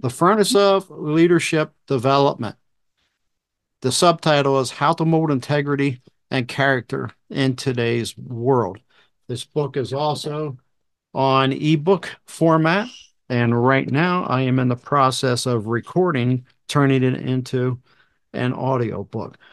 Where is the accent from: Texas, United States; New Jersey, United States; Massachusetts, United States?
New Jersey, United States; I was born and raised in New Jersey.